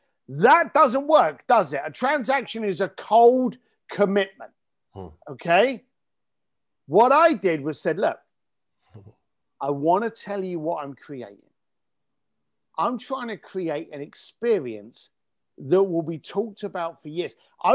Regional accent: United Kingdom; believe it or not, while I'm talking to you here as a Brit, I'm in Tuscany. In fact, I'm in Florence

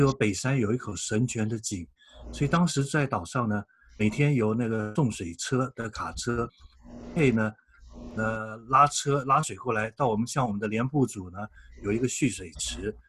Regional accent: Taiwan; 我是民国

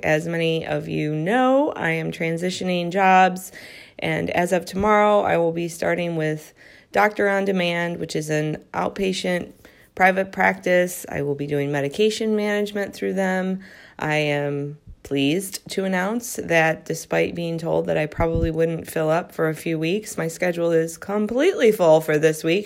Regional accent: Midwest, United States; moved away as an adult; now in Southern California, United States; I am a Midwesterner. I grew up in the Midwest

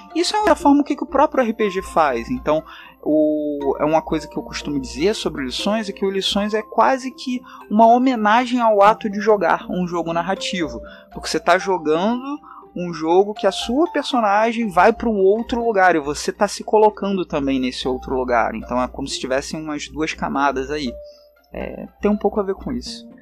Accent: Rio de Janeiro, Brazil; accent: carioca; o sotaque já diz, né, que eu sou do Rio de Janeiro, não tem como negar, né, esse, esse S chiado e esse R também.

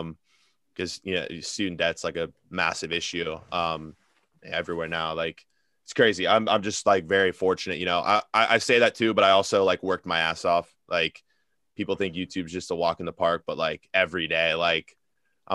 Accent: Cincinnati, Ohio, United States; I'm from Cincinnati, so we have an MLS team now

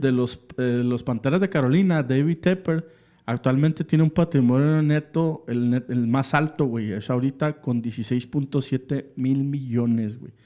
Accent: Mexico; como aficionado eh, mexicano

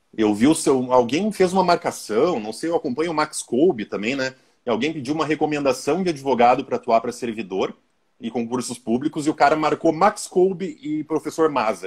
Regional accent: Passo Fundo, Rio Grande do Sul, Brazil; Sou de Passo Fundo, Rio Grande do Sul, professor

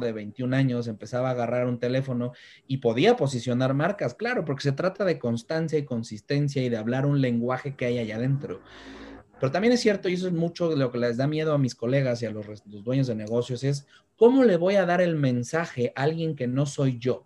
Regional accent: Mexico; Como mexicano

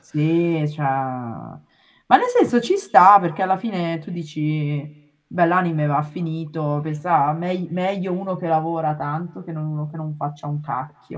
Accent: Milan, Lombardy, Italy; moved away as an adult; now in Japan; io sono di Milano, ho fatto il liceo classico

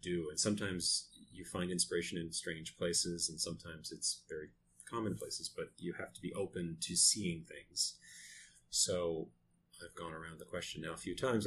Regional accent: Lewiston, Maine, United States; I am from Lewiston, Maine, which is a small uh, mill town

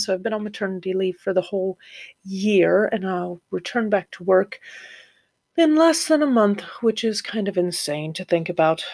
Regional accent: Florida, United States; moved away as an adult; also born or lived in Ohio; now in North East England, United Kingdom; I'm from Florida, originally Ohio, and then I lived in Florida since I was 12 and then moved here 10 years ago

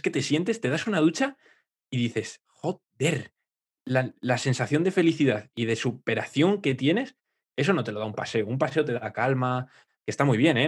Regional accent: Aranda de Duero, Castile and León, Spain; moved away; yo me voy a mi pueblo, ahí Aranda, que tengo el Duero

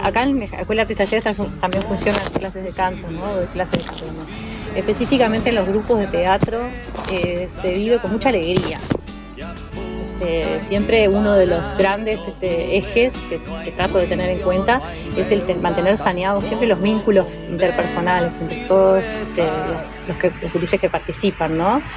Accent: Montevideo, Uruguay; moved away; yo soy montevideana, nací y me crié en Positos

